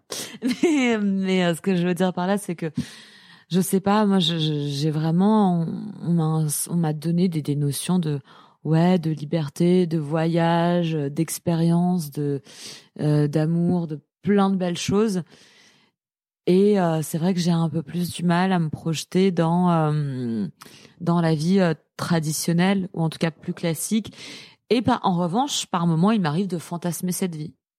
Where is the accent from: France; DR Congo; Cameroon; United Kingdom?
France; Paris, Île-de-France; je suis parisienne